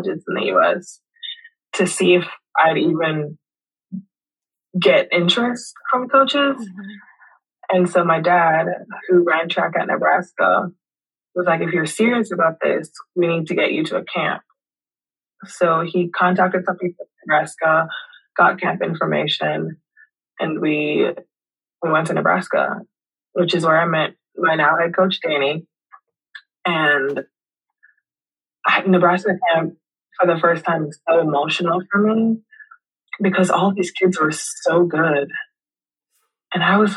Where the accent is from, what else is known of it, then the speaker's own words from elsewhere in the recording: Kingston, Jamaica; now in Louisville, United States; I'm from Kingston, Jamaica. I was born and raised there.